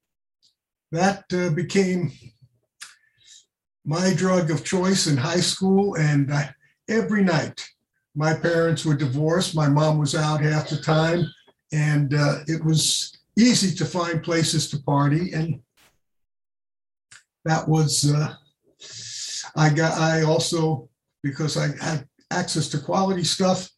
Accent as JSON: {"language": "English", "town": "New York City", "region": "New York", "country": "United States", "tie": "born or raised there", "said": "I grew up in New York City"}